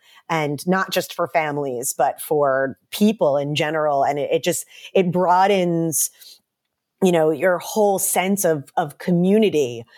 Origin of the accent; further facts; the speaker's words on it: New York, United States; I grew up outside of Manhattan, and so did my husband.